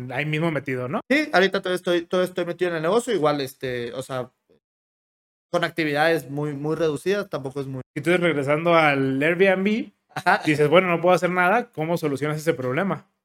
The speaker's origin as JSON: {"language": "Spanish", "country": "Mexico", "said": "Claro, es, es complicado como mexicano este, encontrar trabajo en España."}